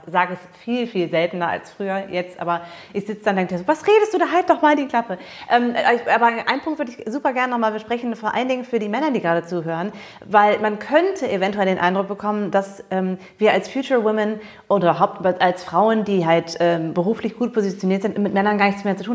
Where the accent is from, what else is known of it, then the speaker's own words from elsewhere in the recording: Germany; also born or lived in United States; ich bin ja Amerikanerin, aber ich bin auch sehr deutsch und bin in Deutschland aufgewachsen.